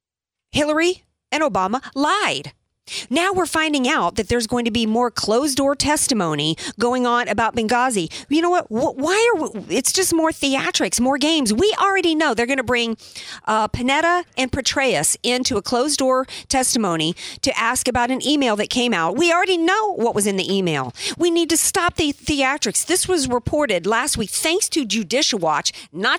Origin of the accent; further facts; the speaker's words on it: the South, United States; I grew up in the South